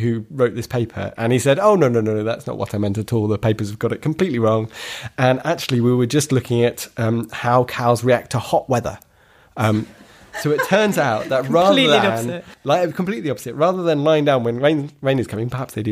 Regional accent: West Dorset, South West England, United Kingdom; I grew up in rural West Dorset.

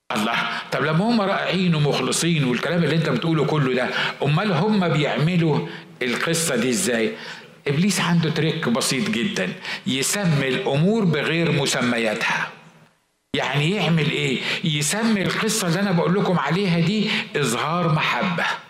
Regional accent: Egypt; عندنا في مصر في الشرق الاوسط

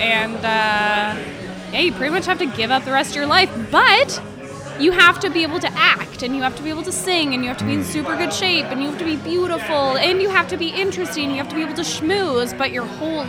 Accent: Calgary, Alberta, Canada; moved away as an adult; now in Montreal, Canada; I started improv and sketch like 5 or 6 years ago when I moved to Montreal from Calgary to go to McGill to study opera.

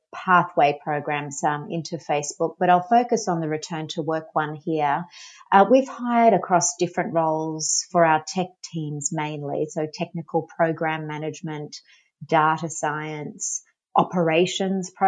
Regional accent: Australia; moved away; I'm from Australia. You might have been able to tell, pick up the accent.

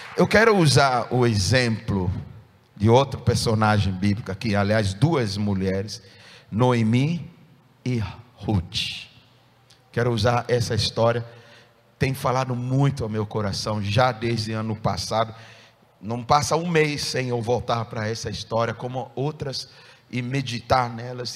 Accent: Ghana; moved away as an adult; no meu país de nascença, onde eu nasci, país de Gana

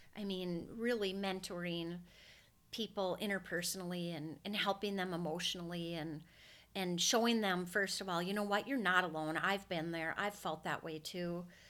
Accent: Brainerd, Minnesota, United States; also born or lived in North Metro, Minnesota; I grew up in Brainerd, Minnesota, which is two hours north

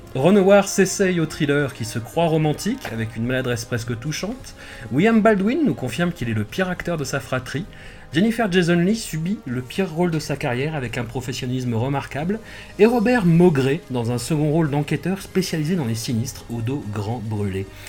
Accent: Auvergne-Rhône-Alpes, France; accent: Grésivaudan; mon accent du Grésivaudan

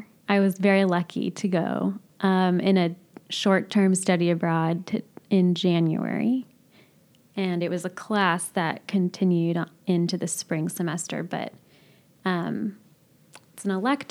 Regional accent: California, United States; I had, I would say, little exposure to what I would call an Armenian community, even though I grew up in California.

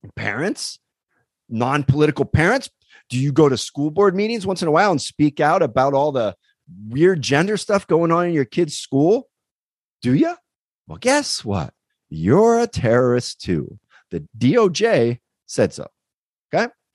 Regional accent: East Coast, United States; now in California, United States; I grew up on the East Coast.

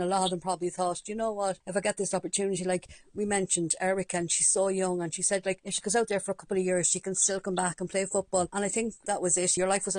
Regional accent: Longford, Leinster, Ireland; I'm from Longford, would be near Cavan. My mother's from Mullaghorn

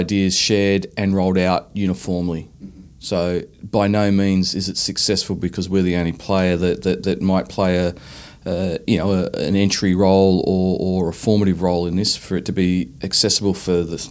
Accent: Australia

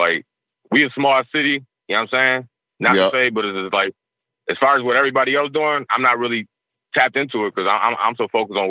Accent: Niagara Falls, New York, United States; I knew Gasol just growing up in Niagara Falls, being in the projects, you know what I'm saying?

